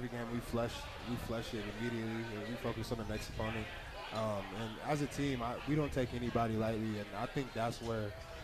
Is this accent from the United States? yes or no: yes; Tacoma, Washington, United States; moved away as an adult; now in Logan, United States; Tacoma, Washington